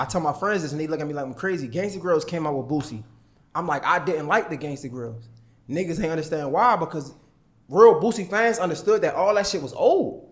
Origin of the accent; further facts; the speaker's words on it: Baltimore, Maryland, United States; 'cause I'm from Baltimore